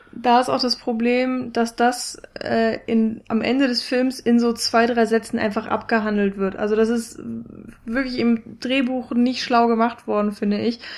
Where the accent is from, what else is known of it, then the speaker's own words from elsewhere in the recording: Germany; für mich als Deutsche